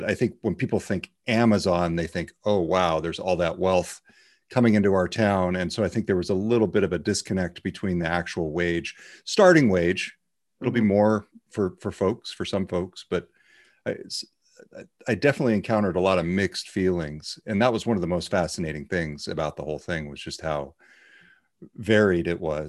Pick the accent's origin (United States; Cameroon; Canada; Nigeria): United States; Orland, California; born or raised there; moved away